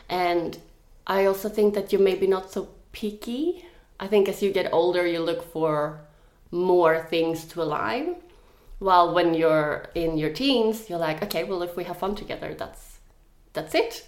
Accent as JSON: {"language": "English", "country": "Sweden", "second_language": "English", "moved": "yes", "lives_now": "Australia", "said": "I think when I moved to Australia from Sweden, I had like a big romantic dream about like you have a new big group of friends"}